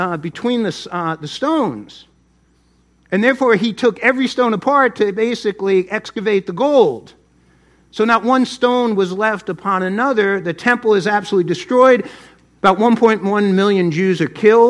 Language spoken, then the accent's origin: English; New Jersey, United States; I grew up in New Jersey